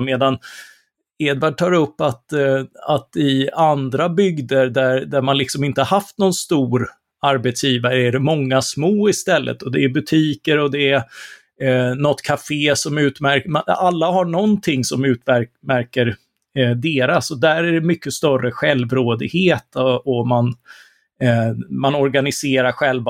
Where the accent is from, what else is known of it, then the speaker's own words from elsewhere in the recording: Karlskrona, Blekinge, Sweden; moved away; Karlskrona där jag är uppvuxen och har kvar mina föräldrar